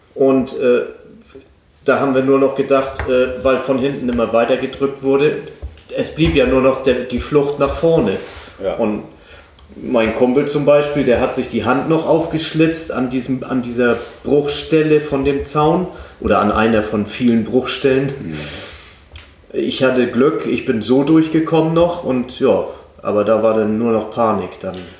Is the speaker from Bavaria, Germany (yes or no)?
no; Neustadt in Holstein, Schleswig-Holstein, Germany; also born or lived in Hamburg; An die Ostsee, da bin ich aufgewachsen